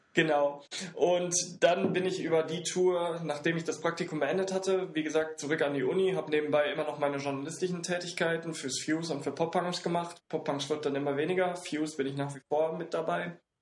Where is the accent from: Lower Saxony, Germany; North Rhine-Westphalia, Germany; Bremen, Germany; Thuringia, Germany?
North Rhine-Westphalia, Germany; Siegen; now in Hamburg, Germany; ich komme aus Siegen